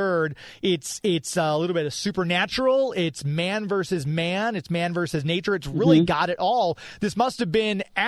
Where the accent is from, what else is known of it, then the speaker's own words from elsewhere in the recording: United States; I grew up here in America